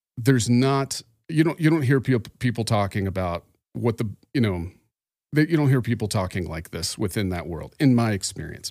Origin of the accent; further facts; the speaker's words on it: Phoenix, Arizona, United States; I am from Phoenix, Arizona